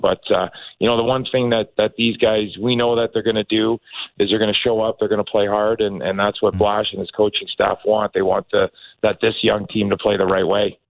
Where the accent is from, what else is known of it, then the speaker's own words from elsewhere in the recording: Toronto, Ontario, Canada; moved away; also born or lived in Detroit; I grew up in Toronto. Uh, grew up going to Maple Leaf Gardens uh, with my dad